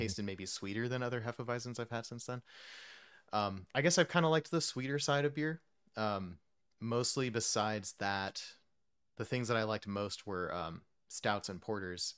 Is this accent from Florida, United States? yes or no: no; Texas, United States; also born or lived in New Jersey / New York; my home state of Texas. Um, I lived there from when I was nine until end of college, so, like, most, most, most of my youth, I guess, in Texas